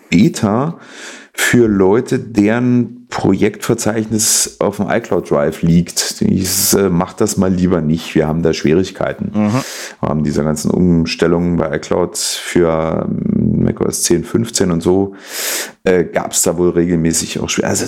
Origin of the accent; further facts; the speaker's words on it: East Germany, Germany; Ich komme aus der Zone, ich darf das.